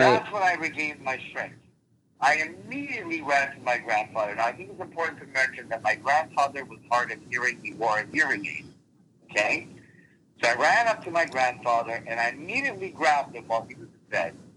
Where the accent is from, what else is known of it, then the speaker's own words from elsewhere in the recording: New Jersey, United States; English is a second language; moved away as an adult; also born or lived in Lake George, New York / Eastern Europe; now in Connecticut, United States; we lived primarily in New Jersey